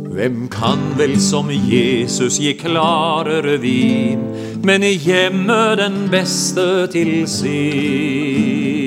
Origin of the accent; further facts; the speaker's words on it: Porsgrunn, Vestfold og Telemark, Norway; jeg kommer ifra Porsgrunn